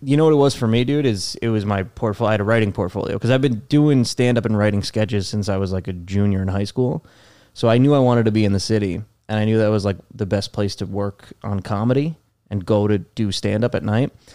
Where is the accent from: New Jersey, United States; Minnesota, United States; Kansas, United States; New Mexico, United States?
New Jersey, United States; moved away as an adult; also born or lived in Los Angeles; now in New York City, United States; Born and raised in New Jersey